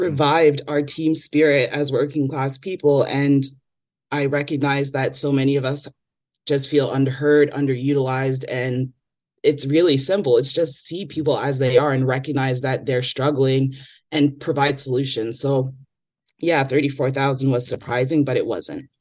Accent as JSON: {"language": "English", "town": "Toronto", "region": "Ontario", "country": "Canada", "tie": "born or raised there", "said": "growing up in Toronto"}